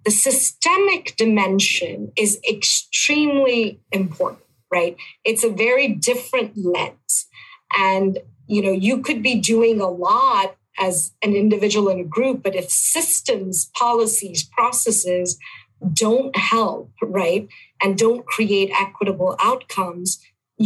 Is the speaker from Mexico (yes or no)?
no; India; moved away as an adult; also born or lived in Buffalo, New York; now in United States; I am born and raised in India